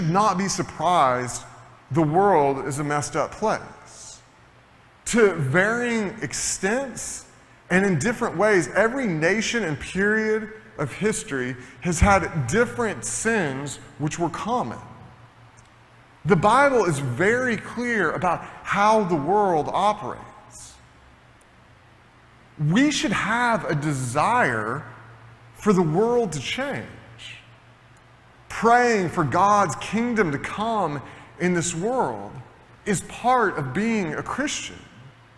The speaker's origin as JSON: {"language": "English", "region": "Tennessee", "country": "United States", "moved": "yes", "said": "I'm originally from Tennessee"}